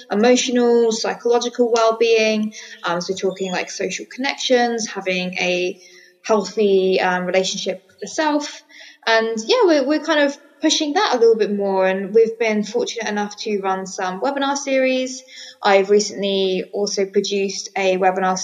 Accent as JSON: {"language": "English", "town": "Colchester", "region": "East of England", "country": "United Kingdom", "moved": "yes", "lives_now": "Bali, Indonesia", "said": "I'm from Essex, so Colchester."}